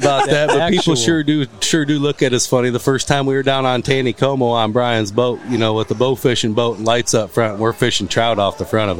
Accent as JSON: {"language": "English", "region": "Michigan", "country": "United States", "tie": "born or raised there", "said": "So we grew up. Typical fishing family in Michigan"}